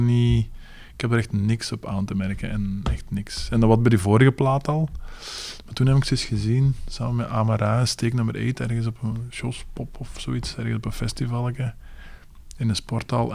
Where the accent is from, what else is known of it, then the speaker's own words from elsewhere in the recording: Leuven, Flanders, Belgium; We zijn van Leuven